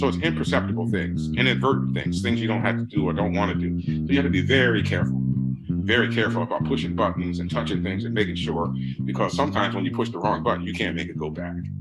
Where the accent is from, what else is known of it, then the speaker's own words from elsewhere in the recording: Red Bank, New Jersey, United States; I grew up in New Jersey